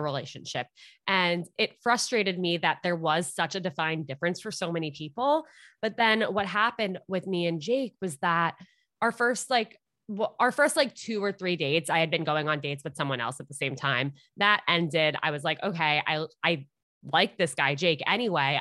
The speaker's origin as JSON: {"language": "English", "area": "Westchester", "region": "New York", "country": "United States", "tie": "born or raised there", "also_born_or_lived": "Upper East Side, New York City", "moved": "as an adult", "lives_now": "New York City, United States", "said": "I grew up in Westchester, New York, and I now live on the Upper East Side"}